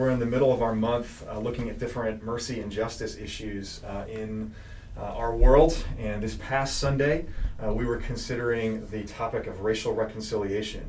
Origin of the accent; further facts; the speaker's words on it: New Jersey, United States; now in Pennsylvania, United States; I'm from Jersey. I love Jersey